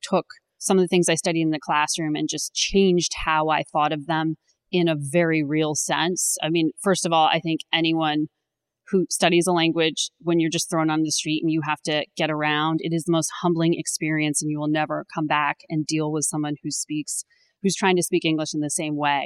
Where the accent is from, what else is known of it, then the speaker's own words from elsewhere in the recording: Connecticut, United States; moved away as an adult; also born or lived in Charlottesville, Virginia; I grew up in Connecticut